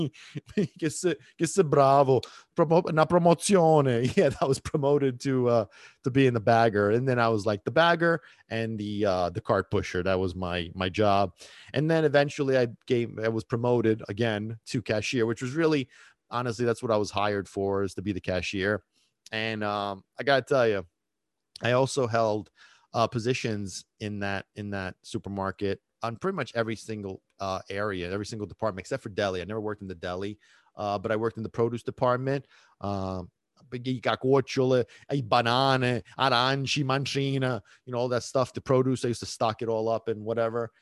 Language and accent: English; New York City, New York, United States; also born or lived in Sicily, Italy; I was born in Brooklyn. I lived in Brooklyn until I was ten years old. And then my whole family, we moved to, uh, to Italy, to Sicily. And I lived there for seven years from the age of ten to seventeen and then moved back to America